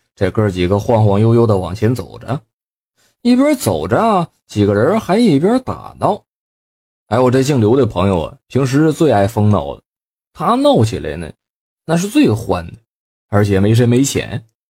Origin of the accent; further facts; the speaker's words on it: Northeast China, China; 咱们东北话